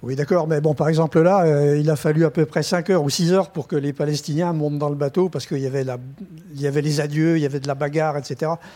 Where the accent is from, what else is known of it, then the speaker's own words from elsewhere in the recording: France; en tant que journaliste français, donc je suis français, j'ai un passeport français